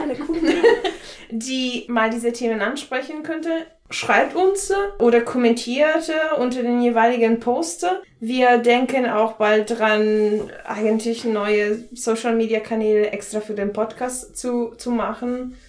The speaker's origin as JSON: {"language": "German", "country": "Italy", "second_language": "German", "moved": "as an adult", "lives_now": "Germany", "said": "ich komme eigentlich aus Italien, wohne aber hier seit acht Jahren"}